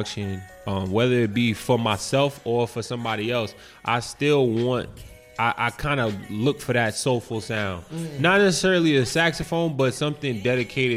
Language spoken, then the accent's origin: English; New York City, New York, United States; now in New Brunswick, United States; I'm from Queens originally.